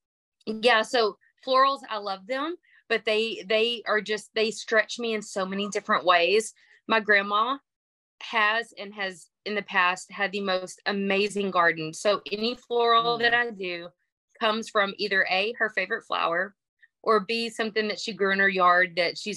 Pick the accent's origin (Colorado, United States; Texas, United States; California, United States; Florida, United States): Texas, United States; accent: twang; I'm from Texas. If you can't hear the banjo sound in my voice